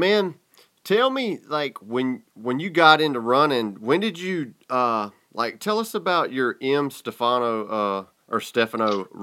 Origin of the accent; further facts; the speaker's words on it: the South, United States; I'm from the South